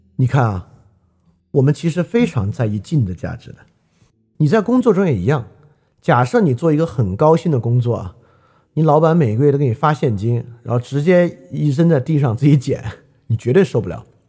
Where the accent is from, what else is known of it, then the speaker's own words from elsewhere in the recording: China; 我们中国人都理解不了